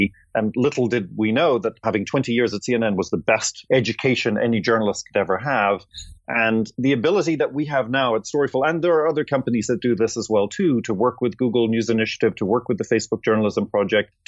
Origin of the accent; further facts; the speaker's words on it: Ireland; moved away as an adult; also born or lived in London / Atlanta; I'm Irish.